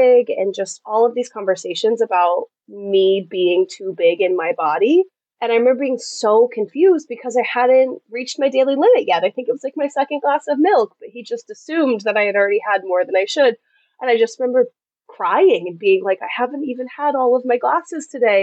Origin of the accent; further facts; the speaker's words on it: Massachusetts, United States; moved away as an adult; also born or lived in South Carolina; I'm from Massachusetts, which is very northern United States culture.